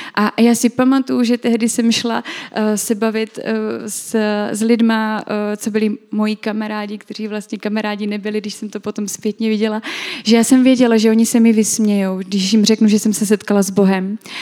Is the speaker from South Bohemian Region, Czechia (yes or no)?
no; Brno, South Moravian Region, Czechia; u nás v Brně